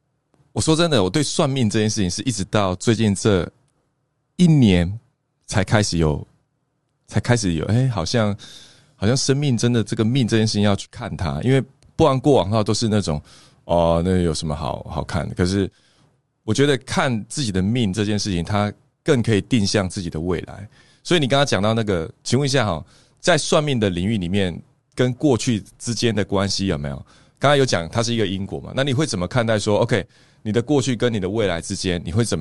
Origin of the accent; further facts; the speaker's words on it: Taiwan; 我们会是台湾人，其实就已经决定我们是台湾人的某一种宿命。